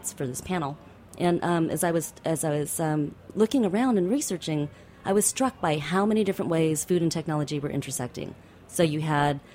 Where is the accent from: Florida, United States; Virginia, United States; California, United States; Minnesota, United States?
California, United States; Bay Area; I'm from the Bay Area